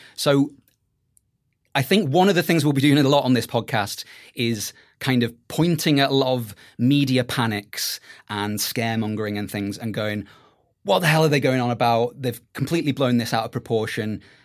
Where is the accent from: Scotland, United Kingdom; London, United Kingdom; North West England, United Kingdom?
North West England, United Kingdom; Merseyside; I grew up in Merseyside